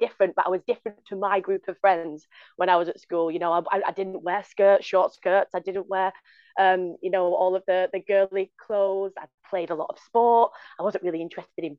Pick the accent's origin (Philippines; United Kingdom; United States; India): United Kingdom; Bolton, North West England; accent: northern; now in London, United Kingdom; as you can tell from my northern dulcet tones, I'm not from London, even though I work in a London university. I'm originally from the north. From Bolton